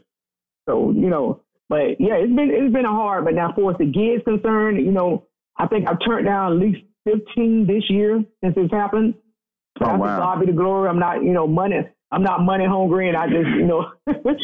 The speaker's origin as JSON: {"language": "English", "town": "Fort Myers", "region": "Florida", "country": "United States", "tie": "born or raised there", "said": "growing up in Fort Myers, it's a small town in Florida"}